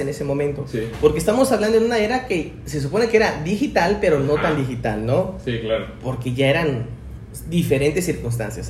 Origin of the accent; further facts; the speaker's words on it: Tuxtla Gutiérrez, Chiapas, Mexico; soy de Tuxtla Gutiérrez